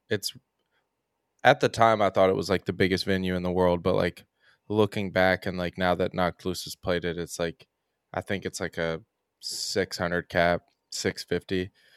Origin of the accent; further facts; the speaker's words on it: Oldham County, Kentucky, United States; I'm from Oldham County, which is, like, thirty minutes outside of Louisville